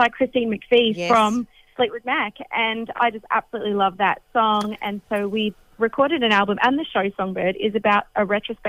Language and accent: English; Redland City, Queensland, Australia; I'm from the Redlands.